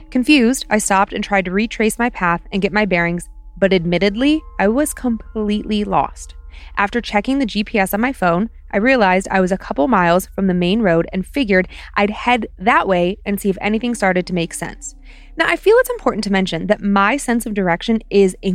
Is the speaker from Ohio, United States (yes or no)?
yes; Ohio, United States; But you know, I'm from Ohio. Just ask me, I'll tell you.